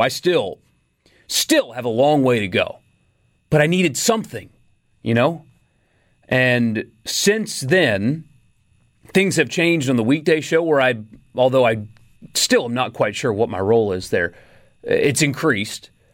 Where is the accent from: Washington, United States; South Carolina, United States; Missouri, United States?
South Carolina, United States; also born or lived in California; now in Mississippi, United States; I grew up in South Carolina